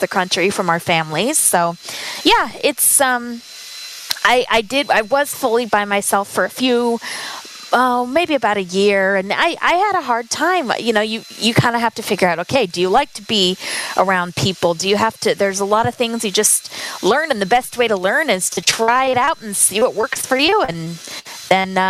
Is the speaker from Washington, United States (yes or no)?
yes; Spokane, Washington, United States; moved away as an adult; also born or lived in California / Minnesota; I grew up in Spokane, Washington